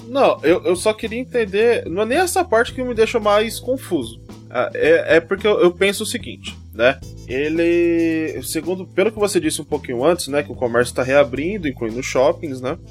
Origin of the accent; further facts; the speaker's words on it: Brazil; eu mesmo que moro aqui, sou brasileiro